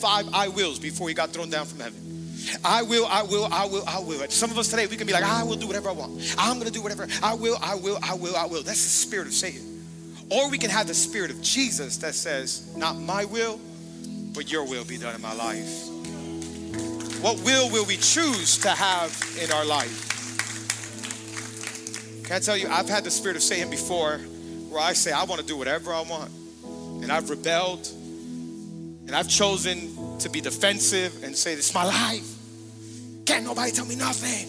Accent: Hialeah, Florida, United States; I'm from Miami, Florida, born and raised. Hialeah

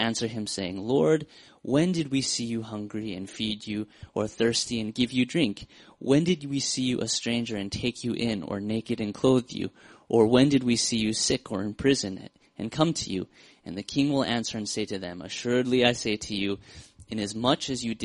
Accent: Seattle, Washington, United States; I'm from Seattle

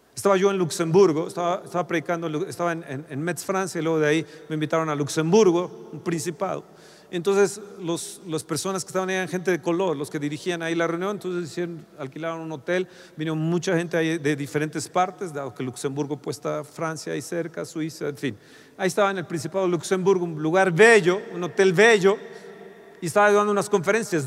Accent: Mexico; Como mexicanos

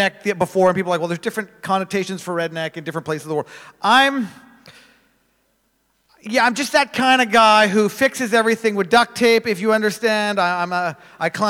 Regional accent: Manitoba, Canada; I'm from Canada. If you're wondering where, it's right in the middle.

